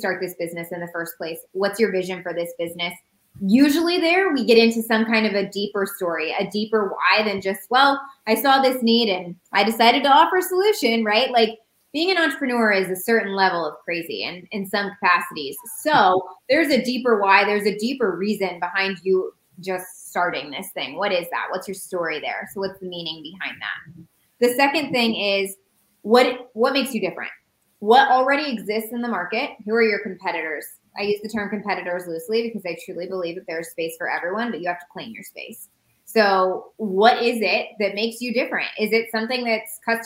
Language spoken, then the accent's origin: English; Indiana, United States; moved away as an adult; also born or lived in Phoenix, Arizona; We used to live in Phoenix. We're from Indiana. We moved to Phoenix 2 years ago